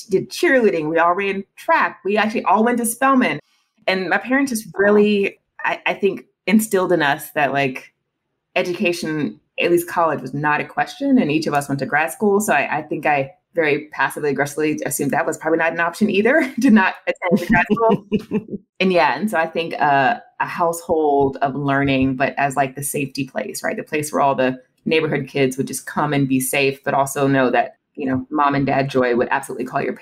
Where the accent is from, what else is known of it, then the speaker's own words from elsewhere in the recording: South Carolina, United States; also born or lived in Germany; I was born in Germany and I've lived uh, in quite a few states, but my parents are in South Carolina. So that's where I went to high